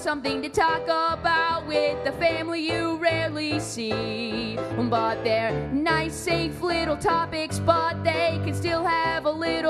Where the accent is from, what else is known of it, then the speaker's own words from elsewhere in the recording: Boston, Massachusetts, United States; also born or lived in Hawaii; And then I was born in Boston, obviously.